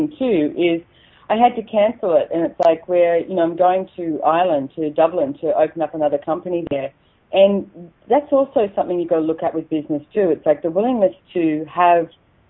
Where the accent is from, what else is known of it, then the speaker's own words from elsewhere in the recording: Australia; accent: Aussie; my Aussie accent